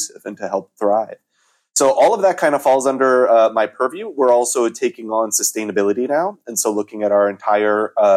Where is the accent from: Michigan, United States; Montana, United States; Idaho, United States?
Montana, United States; moved away; my home state of Montana